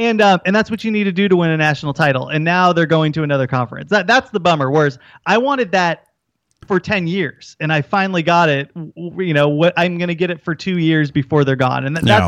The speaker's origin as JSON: {"language": "English", "region": "Southern California", "country": "United States", "tie": "born or raised there", "said": "Look, I grew up in Southern California."}